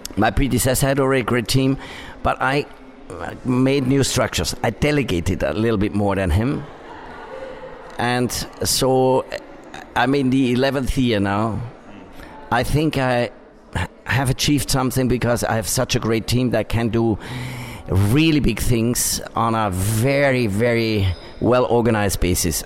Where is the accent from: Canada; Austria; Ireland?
Austria; Upper Austria; I come from Upper Austria where they brew beer or where they do cider